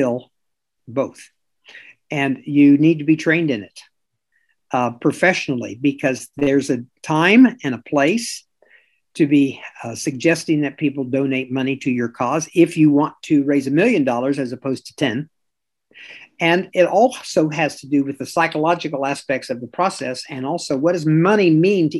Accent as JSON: {"language": "English", "town": "Kansas City", "region": "Missouri", "country": "United States", "tie": "born or raised there", "moved": "yes", "said": "Kansas City, and that's my hometown."}